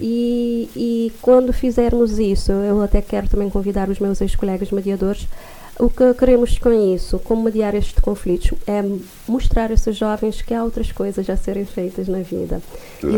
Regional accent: Santo Antão Island, Cape Verde; moved away; eu sou da Ilha de Santo Antão

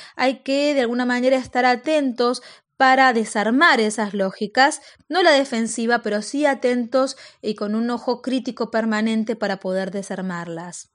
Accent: Argentina; los argentinos descendíamos de los barcos

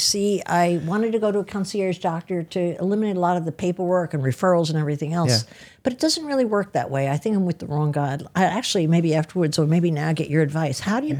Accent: Edgewater, New Jersey, United States; now in New York City, United States; I grew up in New Jersey, but I live in the city

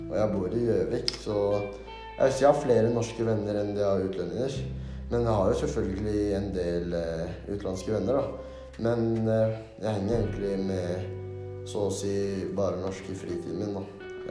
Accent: Somalia; now in Norway; Men jeg har jo bodd i Norge i nå ti år og har norsk statsborgerskap. Som vil si at jeg egentlig er norsk, men pga. min bakgrunn og kultur så vil jeg si meg selv som

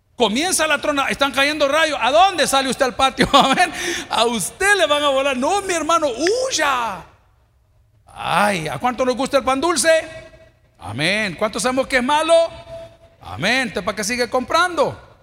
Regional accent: El Salvador; como buenos salvadoreños

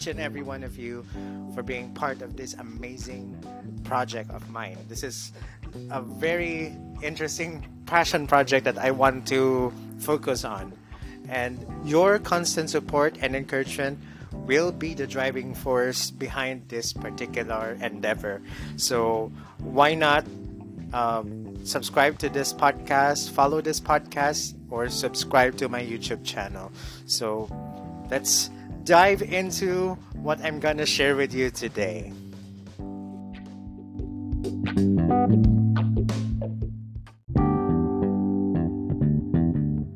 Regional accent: Davao City, Davao Region, Philippines; moved away as an adult; now in Cebu City, Philippines; my hometown in Davao City

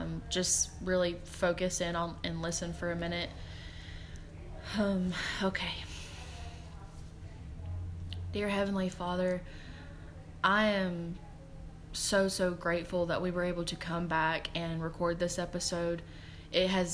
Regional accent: Georgia, United States; where I'm from, we're from Georgia

